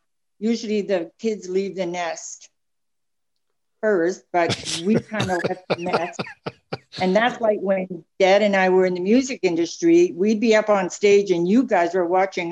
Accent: Shediac, New Brunswick, Canada; moved away as an adult; also born or lived in Winnipeg; we left the province first. It started when we left Shediac, New Brunswick.

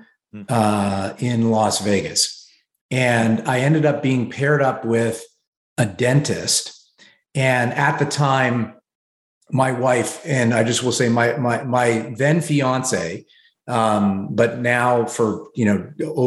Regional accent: Canada; moved away as an adult; now in New York City, United States; moving as a Canadian to the US

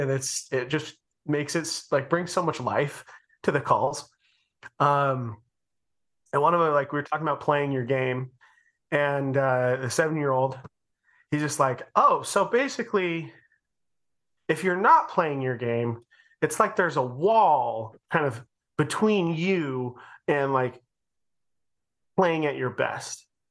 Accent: Utah, United States; we're from Utah and everyone lived around each other.

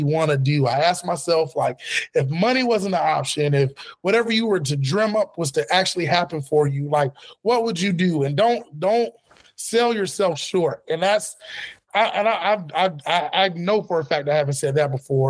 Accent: Florida, United States; I'm from Florida originally

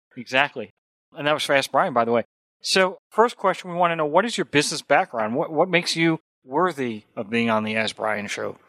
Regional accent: New York, United States; I grew up in New York

